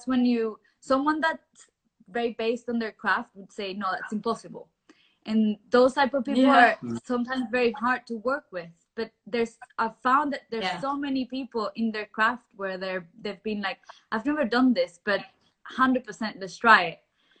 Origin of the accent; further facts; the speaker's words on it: Venezuela; moved away as an adult; now in London, United Kingdom; I am originally from Venezuela, but I've moved to London since we moved here 2011, so 9 years ago